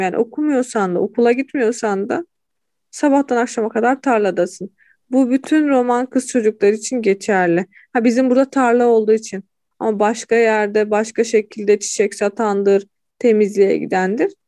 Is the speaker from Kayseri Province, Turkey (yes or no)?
no; Hatay, Turkey; moved away as an adult; also born or lived in Kırşehir; Memleketime geri döndüm.